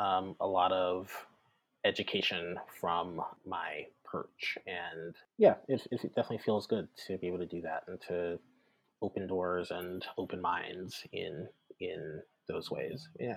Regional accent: the South, United States; And then I think also my identity as a Southerner comes into play.

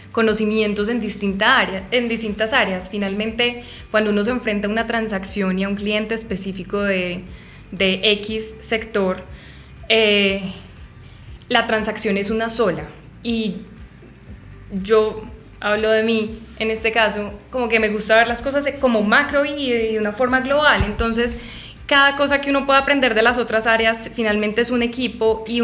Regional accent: Medellín, Antioquia, Colombia; now in Bogotá, Colombia; Yo soy de Medellín, soy paisa. Allá no hay tanta oferta de firmas como lo, lo hay acá o como las hay acá en Bogotá.

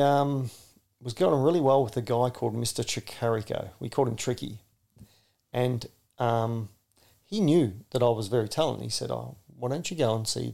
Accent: Shepparton, Victoria, Australia; growing up in Shepparton, you know, in the 70s, 80s and that, the SPC was the central hub of Shepparton.

